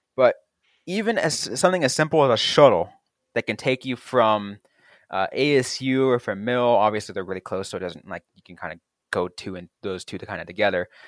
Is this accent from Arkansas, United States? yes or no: no; the Bay Area, California, United States; growing up in the Bay Area